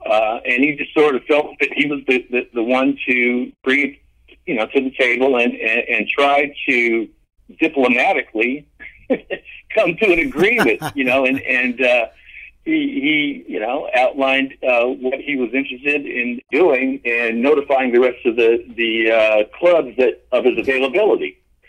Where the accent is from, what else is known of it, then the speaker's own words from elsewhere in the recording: Los Angeles, California, United States; also born or lived in St. Louis, Missouri; I grew up in Los Angeles. So, my dad moved us from St. Louis to Northern California in the early 60s. And we subsequently moved to L.A. Around 68, 59